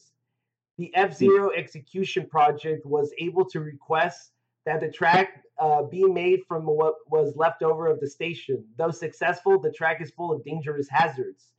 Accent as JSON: {"language": "English", "country": "United States", "said": "I'm American"}